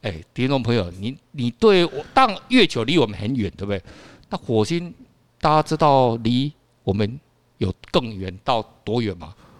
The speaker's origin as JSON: {"language": "Chinese", "country": "Taiwan", "said": "你看，这个对我们台湾人来讲，哦，好像他妈的，好像是很很遥远"}